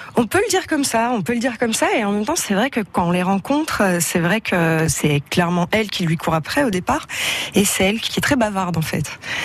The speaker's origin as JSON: {"language": "French", "country": "Belgium", "said": "en tant que Belge, j'avais des bases euh, effectivement euh, en néerlandais"}